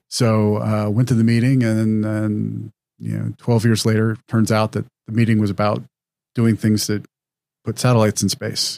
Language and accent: English; Wyoming, United States; moved away as an adult; I was a high school student in Wyoming